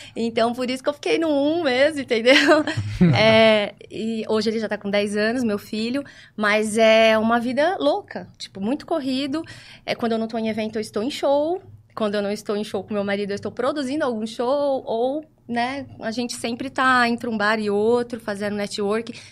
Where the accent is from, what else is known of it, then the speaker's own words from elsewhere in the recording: Ribeirão Preto, São Paulo, Brazil; sou natural de Ribeirão Preto